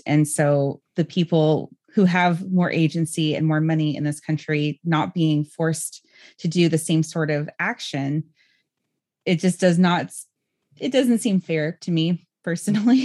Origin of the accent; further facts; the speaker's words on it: California, United States; growing up in California myself